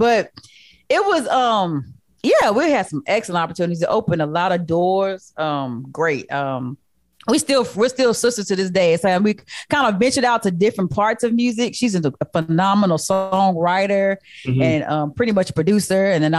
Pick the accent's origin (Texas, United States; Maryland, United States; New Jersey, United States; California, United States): Texas, United States; San Antonio; moved away as an adult; where we're from San Antonio, there's not a true music culture in San Antonio.